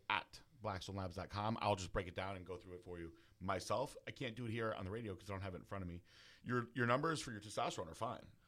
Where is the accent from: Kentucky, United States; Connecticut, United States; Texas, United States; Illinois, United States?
Connecticut, United States; New Fairfield; I was from New Fairfield